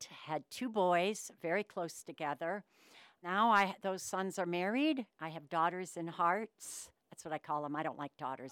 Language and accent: English; Denver, Colorado, United States; also born or lived in Kansas / Sioux Falls, South Dakota / New Mexico; I was born in Kansas, and I lived there when I was a little baby, and then I moved to Sioux Falls, South Dakota. So I lived there until I was 7, and then my family moved to Denver, Colorado. So I've been a Denver, Colorado girl, mountain girl, no ocean girl, for most of my life